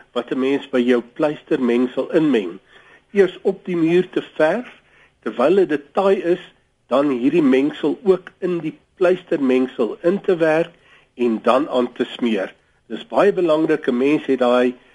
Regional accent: South Africa; ons as Suid-Afrikaners

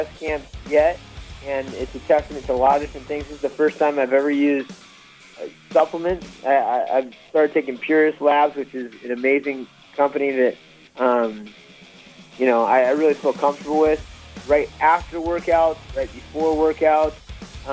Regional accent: California, United States; also born or lived in Santa Barbara / Sacramento; born and raised in California, Santa Barbara, Sacramento, all over the northern coast

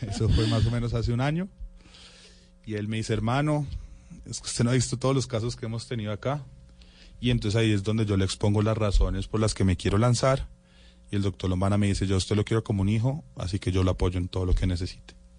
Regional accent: Bogotá, Colombia

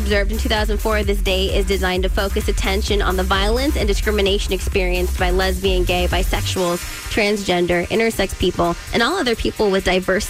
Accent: Stockton, California, United States; I'm from Stockton, California.

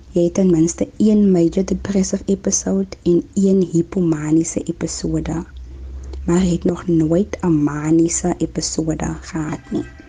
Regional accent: Kraaifontein, Western Cape, South Africa; also born or lived in Klein Karoo; Ek is gebore in Zouwaar in die Klein Karoo en ek is 'n baie trotse plaaskind. Ek het egte groot geword in Kraaifontein

